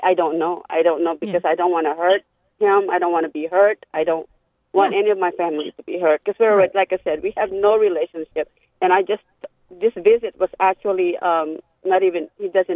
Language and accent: English; Philippines; now in Tampa, United States; I'm Filipino